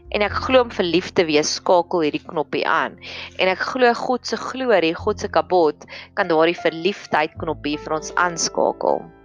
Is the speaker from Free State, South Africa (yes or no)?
yes; Free State, South Africa; in my skool waar ek groot geword het in die Vrystaat